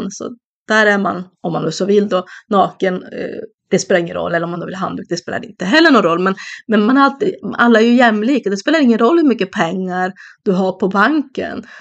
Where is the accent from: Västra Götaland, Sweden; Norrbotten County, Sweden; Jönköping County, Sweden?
Norrbotten County, Sweden; även att vara Tornedaling är någonting som jag är väldigt stolt över att få vara.